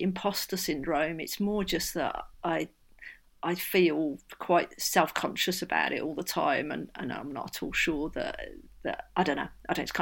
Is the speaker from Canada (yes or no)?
no; Birmingham, West Midlands, United Kingdom; the bit of Birmingham I grew up